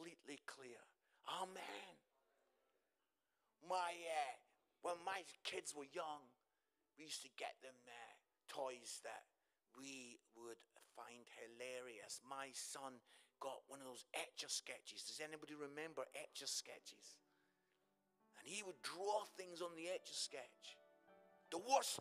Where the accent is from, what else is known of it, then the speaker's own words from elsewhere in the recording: Musselburgh, Scotland, United Kingdom; I come from Musselburgh, just outside Edinburgh